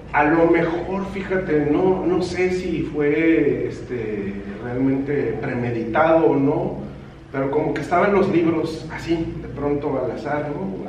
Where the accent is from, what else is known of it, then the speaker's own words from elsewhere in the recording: Mexico; moved away as an adult; now in Tijuana, Mexico; en de donde yo soy, en mi lugar de origen